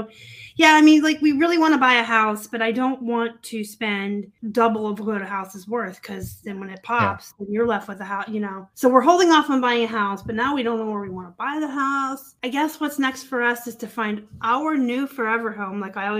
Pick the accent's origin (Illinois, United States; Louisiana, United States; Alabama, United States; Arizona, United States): Arizona, United States; Tucson; also born or lived in Pennsylvania; I kind of want to go home. I'm from Tucson.